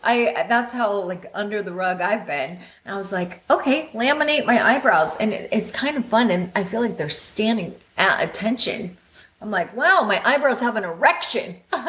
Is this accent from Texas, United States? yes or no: no; Belleville, Kansas, United States; I'm from Belleville. Couldn't be prouder.